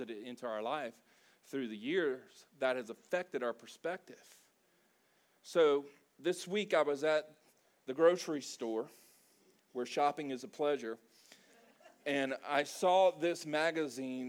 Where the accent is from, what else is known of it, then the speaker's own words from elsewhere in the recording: South Louisiana, United States; we're from South Louisiana. There's a lot of Cajun influence there